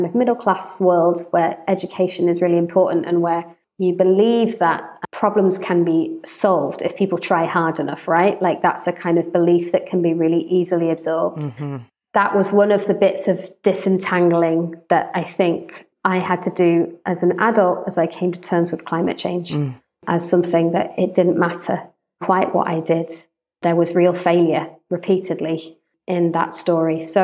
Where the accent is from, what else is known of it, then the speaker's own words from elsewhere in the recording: United Kingdom; also born or lived in United States; I'm British, white British. I've lived most of my life in the UK, although I also lived in the States for a couple of years